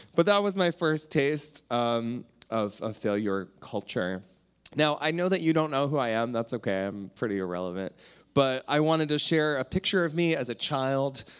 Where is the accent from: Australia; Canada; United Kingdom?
Canada; I'm from Canada